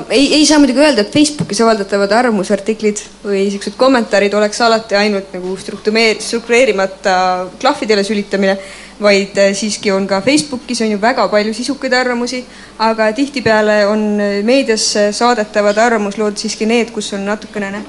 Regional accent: Estonia; me oleme eestlased

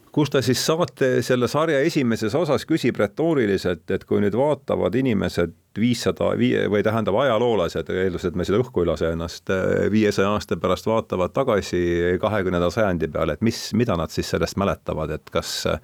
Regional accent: Rakvere, Lääne-Viru County, Estonia; olen pärit Rakverest

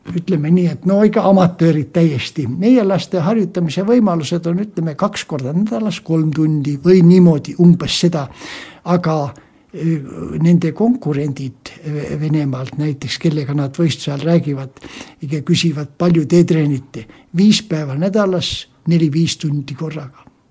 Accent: Võru County, Estonia; moved away; also born or lived in Ida-Viru County / Pärnu; sündisin Võrumaal täitsa maal kohe

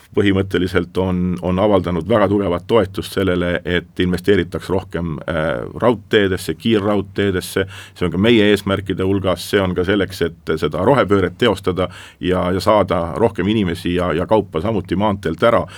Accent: Estonia; ma olen eestlane

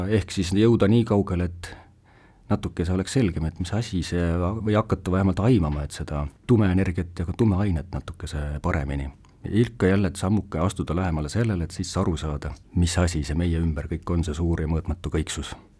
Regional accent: Sonda, Ida-Viru County, Estonia; ma ise olen Virumaalt pärit, siis Sondast olen ma pärit

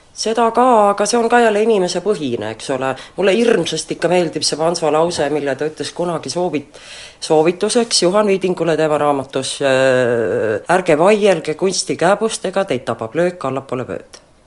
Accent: Estonia; moved away as an adult; also born or lived in Helsinki; now in Finland; Eestimaa on loomulikult minu kodumaa

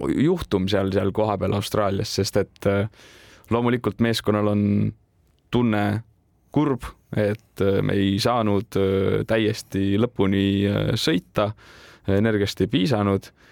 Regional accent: Tartu, Tartu County, Estonia; olen ise Tartust pärit

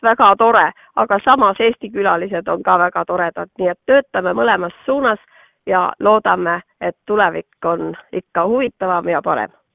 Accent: Sulevi, Abkhazia, Georgia; now in Estonia; mina olen ise pärit tema poolt Kaukaasiast, Sulevi külast

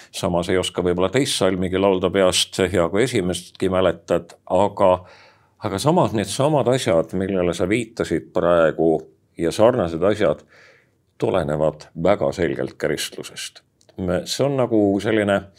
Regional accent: Estonia; eestlased on uskmatu rahvas me oleme ainult natuke nii-öelda juurte pealt ära läinud

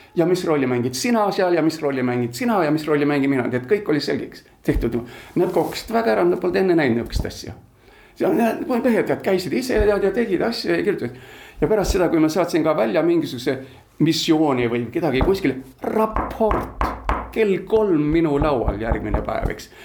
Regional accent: Gothenburg, Västra Götaland, Sweden; also born or lived in Tallinn, Estonia; now in Estonia; ma olen üles kasvanud Göteborgis, Rootsi läänerannikul

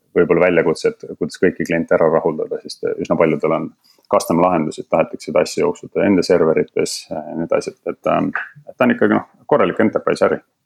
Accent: Estonia; moved away as an adult; also born or lived in London; now in Berlin, Germany; kui Eestisse tagasi jõudsin

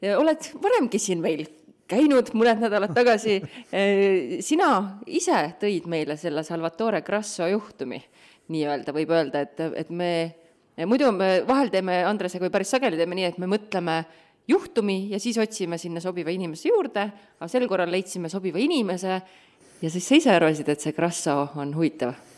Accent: Tartu, Tartu County, Estonia; ma olen Tartust

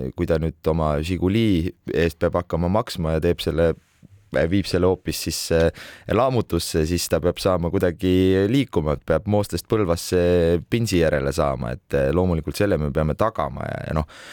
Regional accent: Tartu, Tartu County, Estonia; ma olen ise tartlane

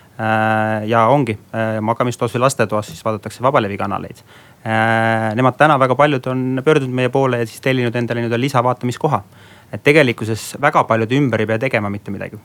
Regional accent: South Estonia, Estonia; olen Lõuna-Eestist pärit

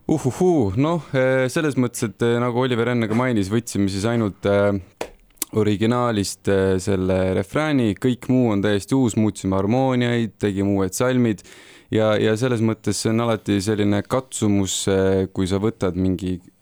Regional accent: Tartu, Tartu County, Estonia; mina olen ka Tartust pärit

